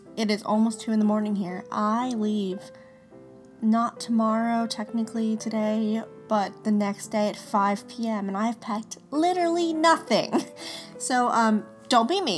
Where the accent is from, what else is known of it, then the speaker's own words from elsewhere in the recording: Denver, Colorado, United States; moved away as an adult; now in Florida, United States; I am originally from Denver, Colorado, and when I moved to Florida